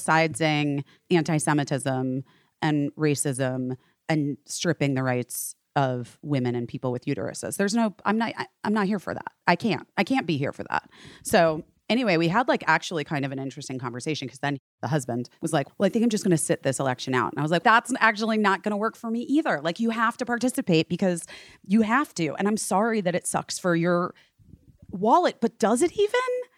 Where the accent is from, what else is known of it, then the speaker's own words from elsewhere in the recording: Arizona, United States; moved away; I grew up in Arizona.